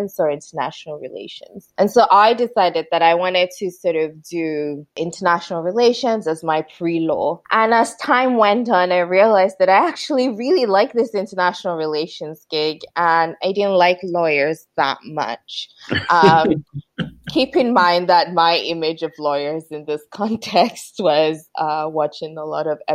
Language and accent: English; Nigeria; moved away as an adult; also born or lived in Aberdeen, Scotland / United States; now in Stirling, United Kingdom; I'm Nigerian. I was born to Nigerian parents, but I was actually born in Aberdeen. So I feel like I've always had this love for Scotland, even though I grew up in Nigeria.